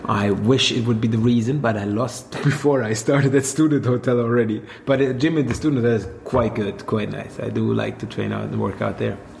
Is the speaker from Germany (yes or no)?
yes; Swabia, Germany; now in Berlin, Germany; I'm I'm from a land down under as well, but it's only down under in Germany. It's uh, Swabia